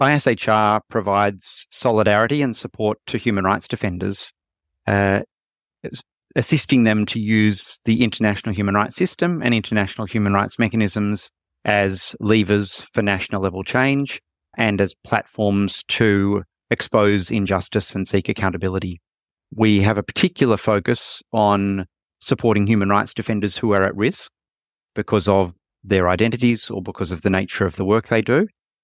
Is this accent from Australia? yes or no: yes; Australia; I'm from Australia and was based in Australia at the time.